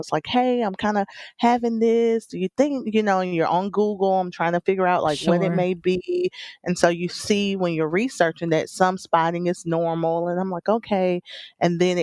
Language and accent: English; South Alabama, United States; I was born in Alabama. I'm a South Alabama girl.